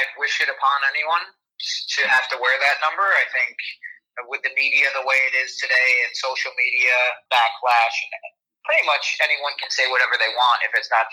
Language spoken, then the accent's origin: English; Syracuse, New York, United States; Syracuse was obviously my hometown